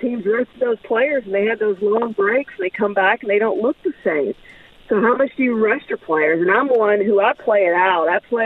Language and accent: English; Houston, Texas, United States; moved away; I grew up in the Houston area